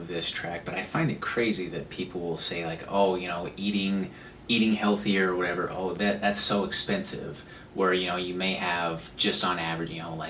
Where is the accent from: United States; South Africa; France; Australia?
United States; Pueblo, Colorado; I come from Pueblo, Colorado originally